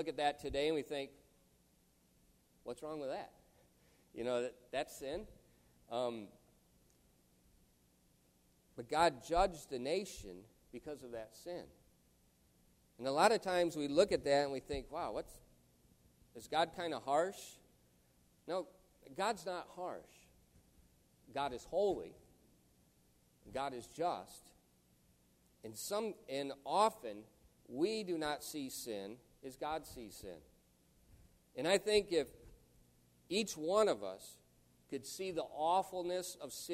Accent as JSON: {"language": "English", "town": "Chicago", "region": "Illinois", "country": "United States", "said": "I'm from the Chicago area"}